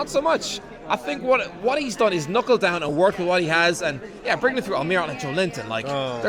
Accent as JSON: {"language": "English", "country": "Ireland", "said": "I am the Irish guy."}